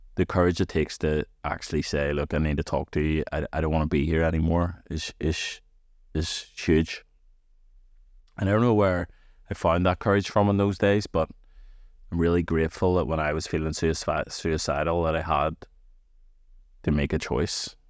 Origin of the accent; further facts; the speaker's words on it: Antrim, Northern Ireland, United Kingdom; I'm from Antrim